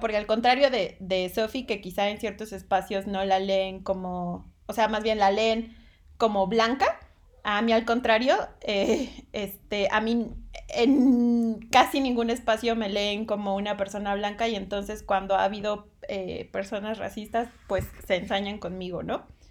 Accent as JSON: {"language": "Spanish", "region": "southern Veracruz", "country": "Mexico", "tie": "born or raised there", "said": "yo, yo nací en Veracruz, en el sur de Veracruz"}